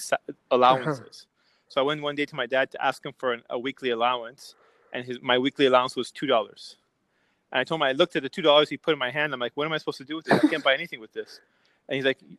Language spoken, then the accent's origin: English; United States; English is a second language; also born or lived in Iran; I grew up here